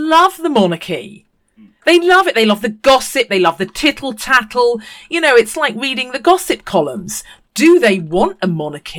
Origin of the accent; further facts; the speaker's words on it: New Zealand; now in United Kingdom; But I have it because I'm a New Zealander, so that I'm a Kiwi, so they don't know how to position me.